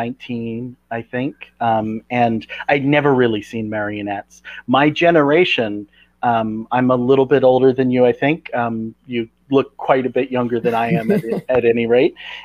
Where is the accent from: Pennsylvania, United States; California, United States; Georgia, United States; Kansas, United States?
California, United States; moved away as an adult; now in Portland, United States; I'm originally from California, but I've spent the last 20 years in Oregon, in Portland